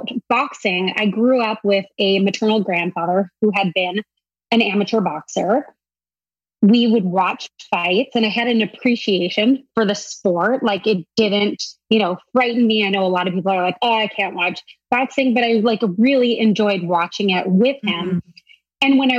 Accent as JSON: {"language": "English", "town": "San Diego", "region": "California", "country": "United States", "tie": "born or raised there", "said": "I grew up in San Diego"}